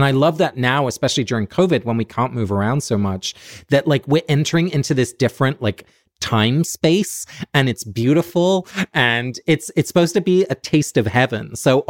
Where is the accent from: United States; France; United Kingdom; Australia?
United Kingdom; England; Like I grew up in England, so there's always going to be a little Anglican kind of Church of England vibe